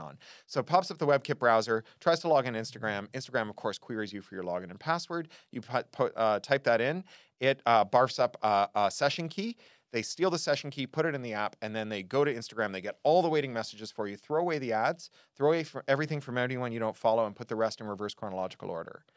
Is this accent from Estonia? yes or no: no; Toronto, Ontario, Canada; When I was a kid growing up in Toronto